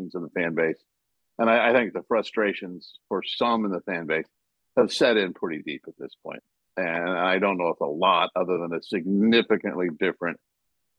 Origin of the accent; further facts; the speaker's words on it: East Coast, United States; I was born on the East Coast